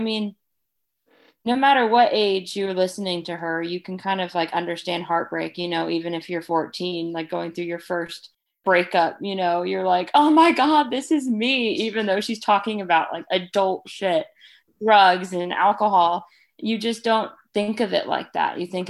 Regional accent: Laguna Beach, California, United States; accent: Californian; moved away as an adult; now in Cotswolds, United Kingdom; It could be my Californian accent too.

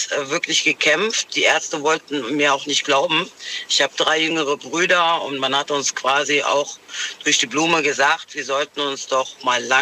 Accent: North Rhine-Westphalia, Germany; Ich bin aus dem Köln-Bonner Raum.

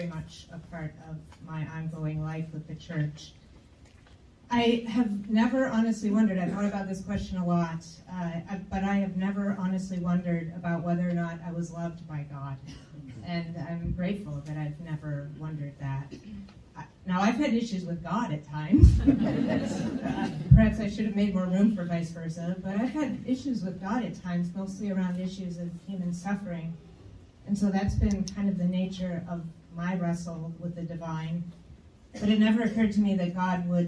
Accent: outside Detroit, Michigan, United States; I grew up outside of Detroit

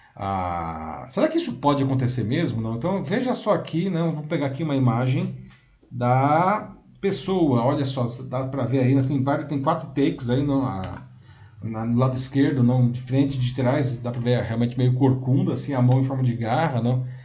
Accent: Brazil; Sou brasileiro

